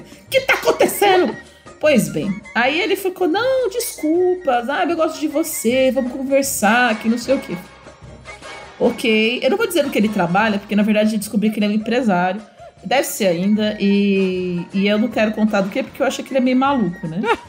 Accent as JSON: {"language": "Portuguese", "region": "São Paulo", "country": "Brazil", "moved": "yes", "said": "sou de São Paulo. E na época eu morava lá ainda."}